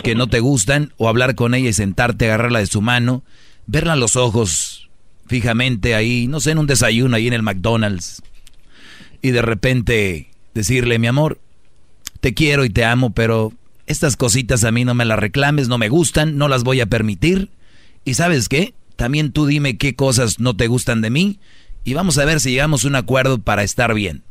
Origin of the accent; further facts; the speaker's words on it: Jalisco, Mexico; yo soy de Jalisco